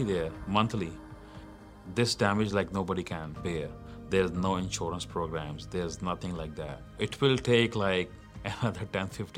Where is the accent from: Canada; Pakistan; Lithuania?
Pakistan; Islamabad, Islamabad Capital Territory; moved away as an adult; also born or lived in Rawalpindi; now in United States; I'm from Pakistan, raised in Islamabad, Rawalpindi, Twin Cities. Then I moved to United States in 2014